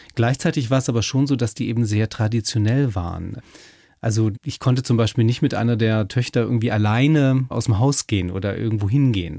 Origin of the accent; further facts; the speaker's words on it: the North, Northern Germany, Germany; also born or lived in Passau; die nüchternen protestantischen Kirchen bei uns im Norden